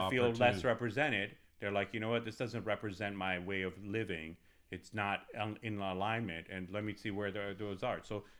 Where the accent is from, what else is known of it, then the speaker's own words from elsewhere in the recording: California, United States; now in Texas, United States; I'm an ex, you know, Californian, right? Like, I came from California, I'm here now.